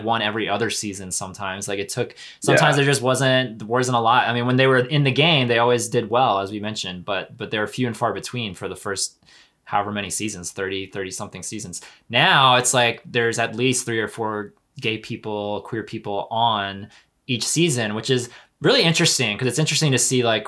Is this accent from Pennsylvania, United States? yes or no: yes; Pennsylvania, United States; where I grew up in Pennsylvania